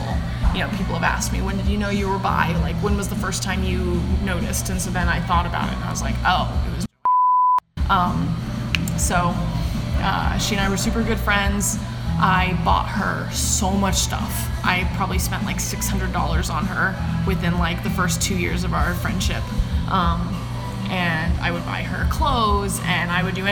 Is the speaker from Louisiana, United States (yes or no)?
no; Yakima, Washington, United States; I grew up in Yakima, Washington.